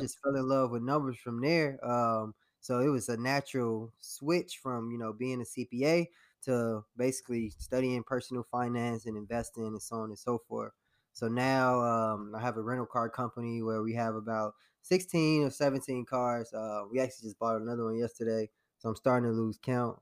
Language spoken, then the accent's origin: English; Harvey, Illinois, United States; my story started um, in Harvey, Illinois. So I was born in the south suburbs of Chicago